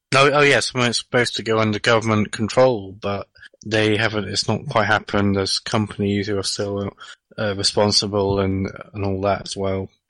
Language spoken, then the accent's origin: English; England, United Kingdom; I'm from a different country